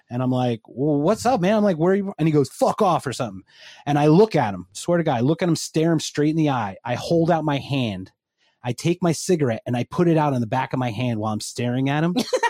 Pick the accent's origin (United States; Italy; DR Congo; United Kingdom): United States; Philadelphia, Pennsylvania; I'm from Philadelphia.